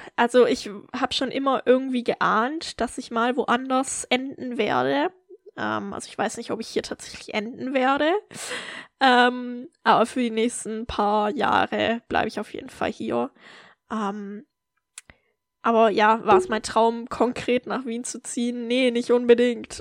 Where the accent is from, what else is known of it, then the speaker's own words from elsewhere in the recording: Germany; moved away as an adult; ich habe durchaus noch ein paar Freundinnen aus meiner Heimat